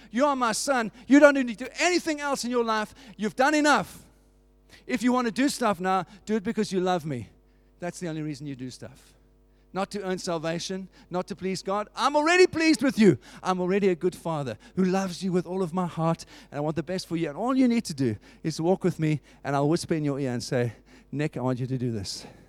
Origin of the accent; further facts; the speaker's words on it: South Africa; I grew up in South Africa under apartheid.